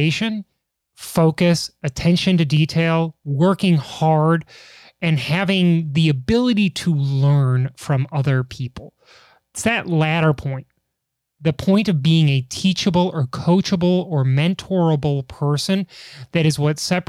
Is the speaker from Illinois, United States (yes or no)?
yes; Chicago, Illinois, United States; I'm from Chicago.